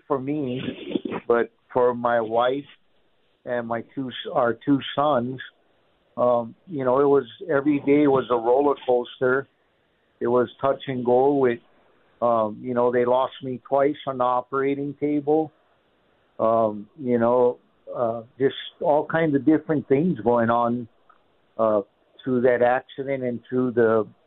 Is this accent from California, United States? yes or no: no; Honolulu, Hawaii, United States; moved away as an adult; now in Buckeye, United States; I'm originally from Honolulu, Hawaii. I was born and raised there and moved to the States back in 95. And we currently reside here in Buckeye, Arizona